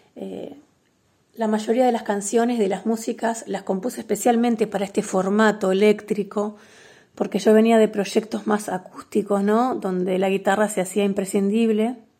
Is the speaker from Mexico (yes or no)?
no; Concordia, Entre Ríos, Argentina; moved away as an adult; also born or lived in Paraná, Argentina / Buenos Aires, Argentina; now in Bello Horizonte, Uruguay; soy nacida en Paraná, pero viví toda mi infancia en Concordia y también mi adolescencia